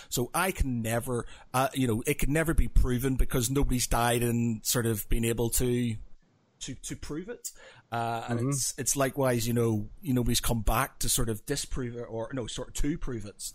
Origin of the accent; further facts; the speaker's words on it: Northern Ireland, United Kingdom; I come from Northern Ireland and religion is a huge thing there